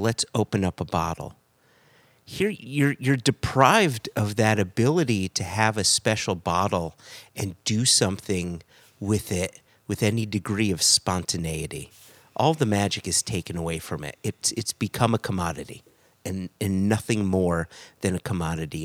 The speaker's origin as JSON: {"language": "English", "country": "United States", "said": "as an American"}